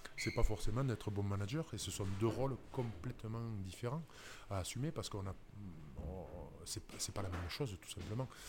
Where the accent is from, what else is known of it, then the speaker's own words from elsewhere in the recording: Toulouse region, Occitania, France; also born or lived in Dax; ma région d'origine